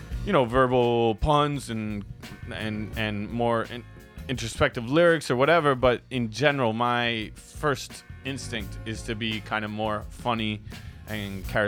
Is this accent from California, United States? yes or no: no; New York City, New York, United States; moved away as an adult; now in Mexico; I grew up in Brooklyn, New York. I was born in Brooklyn, and I grew up in the 80s and the 90s in Brooklyn